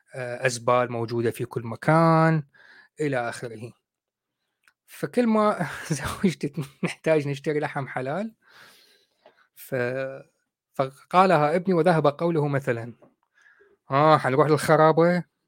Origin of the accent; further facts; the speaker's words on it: Baghdad, Baghdad Governorate, Iraq; moved away as an adult; now in United Kingdom; أنا عراقي من بغداد